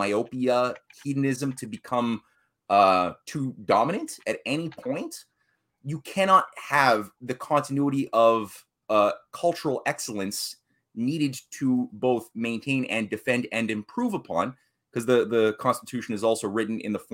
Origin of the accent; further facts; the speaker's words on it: Canada; here I'm a Canadian.